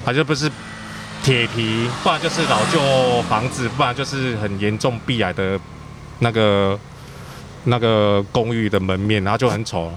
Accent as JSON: {"language": "Chinese", "region": "Kaohsiung", "country": "Taiwan", "tie": "born or raised there", "also_born_or_lived": "Tainan", "said": "我是高雄人，但我是台南出生的啊，其实也算，嗯。算台南人啊，但是高雄长大的"}